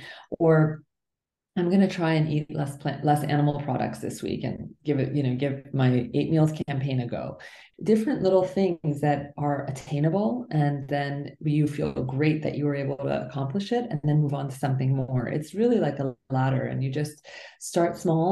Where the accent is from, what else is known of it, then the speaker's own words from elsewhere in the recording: New Jersey, United States; also born or lived in Iran; my family left when I was just shy of a year old, and we moved all over the place and ended up in a small town in New Jersey.